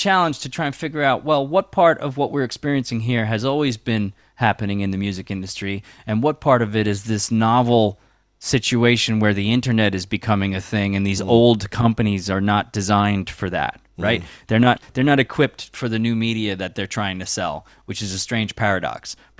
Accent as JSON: {"language": "English", "town": "Long Island", "region": "New York", "country": "United States", "tie": "born or raised there", "lives_now": "New York City, United States", "said": "Yeah, I grew up on Long Island. I moved to New York City in '96, Lower East Side, as soon as I got out of college"}